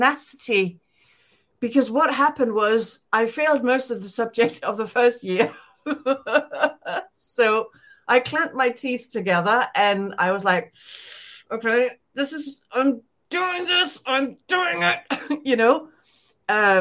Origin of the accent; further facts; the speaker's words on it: Denmark; English is a second language; moved away; I was born in Denmark